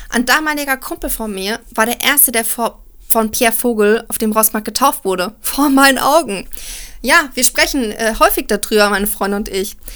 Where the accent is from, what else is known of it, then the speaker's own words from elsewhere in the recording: Frankfurt, Hesse, Germany; Ich bin in der Großstadt Frankfurt aufgewachsen und das in der Blütezeit quasi des Salafismus.